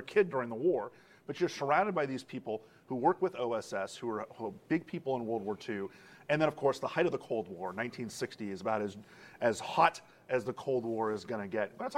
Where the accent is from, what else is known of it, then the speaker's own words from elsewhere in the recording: Miami, Florida, United States; I'm from Miami originally